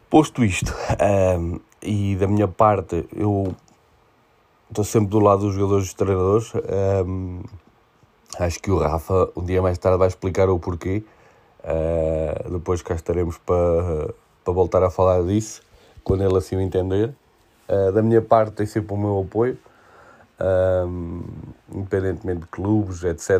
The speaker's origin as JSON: {"language": "Portuguese", "country": "Portugal", "said": "Como português"}